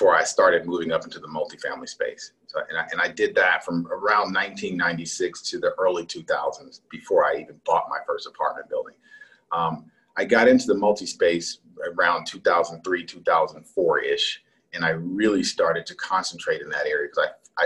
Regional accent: Los Angeles, California, United States; now in Atlanta, United States; I was born in Los Angeles, right in downtown

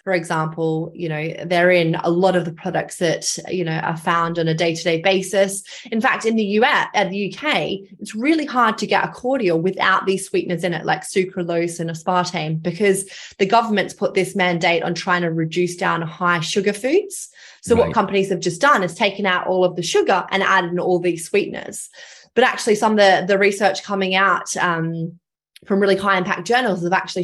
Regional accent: Australia; accent: Australian; I'm from Australia. You may have picked up my Australian accent. I grew up on a farm

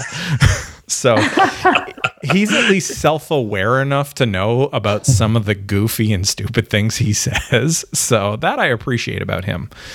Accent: Ontario, Canada; accent: Canadian; moved away as an adult; also born or lived in Alberta; now in United States; I was born in Ontario

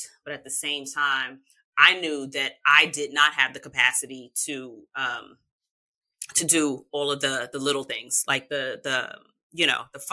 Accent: New York City, New York, United States; I'm from New York. So, New Yorkers are kind. I'm from Queens. Southside, we outside.

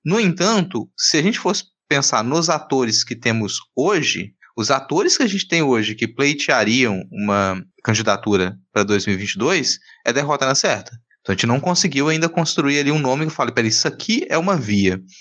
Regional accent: Minas Gerais, Brazil; eu sou de Minas

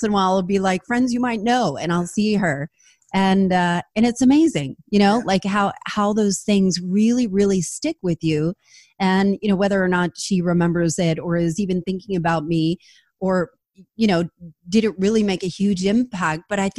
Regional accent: New Jersey, United States; I grew up in New Jersey, and in New Jersey we're loud or louder in general

